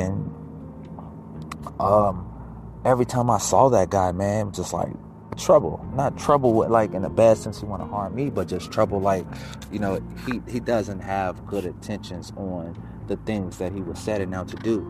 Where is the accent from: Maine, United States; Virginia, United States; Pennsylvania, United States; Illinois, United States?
Illinois, United States; Chicago; I was born in the hundreds. I grew up in Motown. Not Detroit Motown, because Detroit get down. Shout out to the South Side and the East Side and the West Side. Like, I'm brought up Motown. In Chicago, some know it as Back of the Yards, West Inglewood.